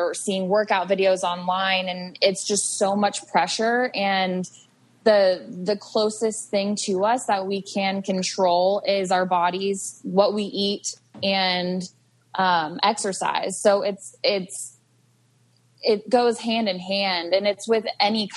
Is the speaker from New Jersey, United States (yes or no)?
no; Ohio, United States; also born or lived in Arizona; I'm originally from Ohio. I live in Ohio now.